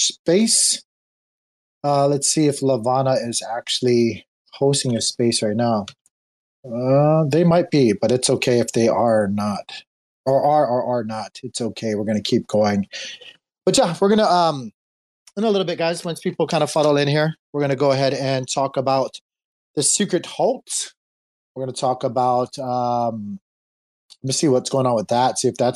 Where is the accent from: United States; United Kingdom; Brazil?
United States; Hawaii; moved away; I was born and raised in Hawaii. I'm an island boy.